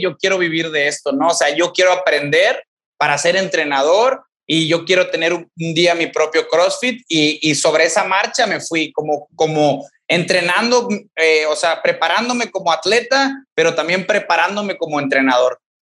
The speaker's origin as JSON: {"language": "Spanish", "area": "Ejido Tierra Nueva, near Ciudad Victoria", "region": "Tamaulipas", "country": "Mexico", "tie": "born or raised there", "said": "Yo soy de aquí de Ciudad Victoria, Tamaulipas, pero vivo, bueno, crecí fuera de Ciudad Victoria, Tamaulipas, en un ejido que se llama Ejido Tierra Nueva."}